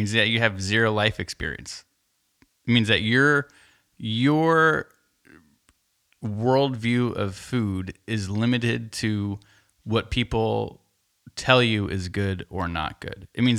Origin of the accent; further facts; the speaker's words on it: California, United States; I grew up in the Bay Area and all that bullshit.